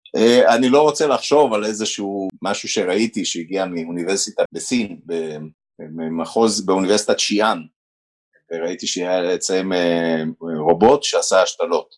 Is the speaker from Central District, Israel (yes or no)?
no; Haifa, Haifa District, Israel; also born or lived in Romania; וגדלתי בחיפה